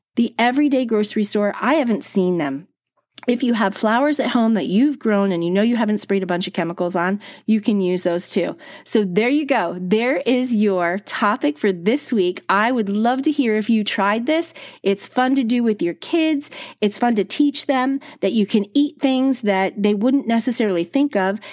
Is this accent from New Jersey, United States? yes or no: yes; East Coast of New Jersey, United States; I grew up on the East Coast of New Jersey.